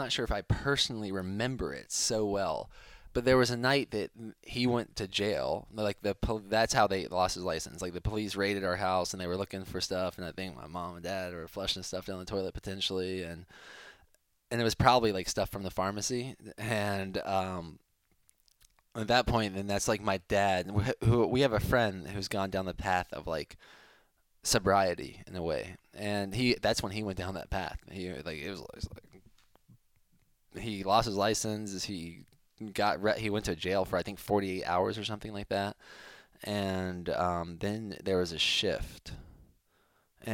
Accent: Sandy Springs, Georgia, United States; also born or lived in Miami, Florida; until I was 5, and we moved from Florida to Georgia when I was 5. So me and Timothy were born in Miami at Mount Sinai Hospital

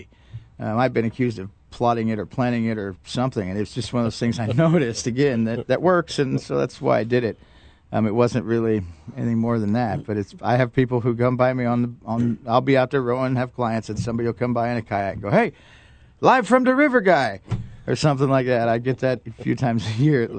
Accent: Gainesville, Florida, United States; moved away as an adult; also born or lived in Tampa, Florida; now in North Georgia, United States; I grew up around Gainesville and went to College of Tampa

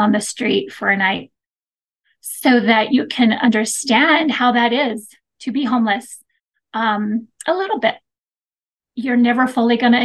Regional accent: Mesa, Arizona, United States; now in Woodland Hills, United States; I grew up in Mesa, Arizona, and I love growing up there.

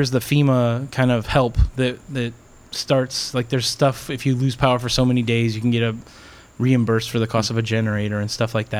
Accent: Hammond, Indiana, United States; now in Miami, United States; I grew up in Hammond, Indiana, in the shadow of Chicago.

